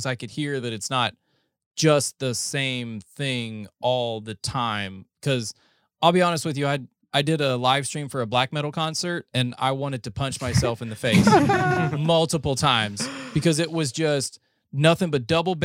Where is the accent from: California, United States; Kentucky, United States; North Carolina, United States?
North Carolina, United States; moved away as an adult; also born or lived in Ohio; now in Texas, United States; I'm from North Carolina